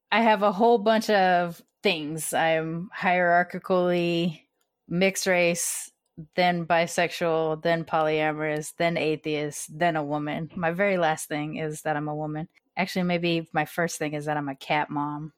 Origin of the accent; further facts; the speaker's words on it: California, United States; also born or lived in Austin, Texas; that term followed them all the way to Riverside, California, which is where they planted here, and so I'm a Californian